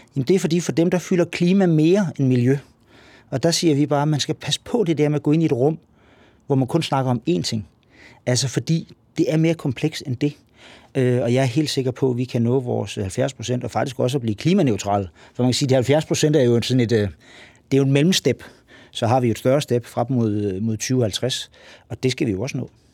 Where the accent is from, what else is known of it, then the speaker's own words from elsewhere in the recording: Lolland-Falster, Zealand, Denmark; Nu kommer jeg fra Lolland Falster.